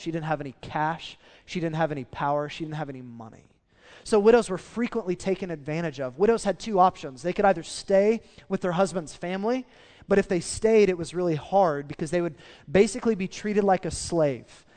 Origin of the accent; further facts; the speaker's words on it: Oklahoma, United States; we're from Oklahoma and we're in the Bible Belt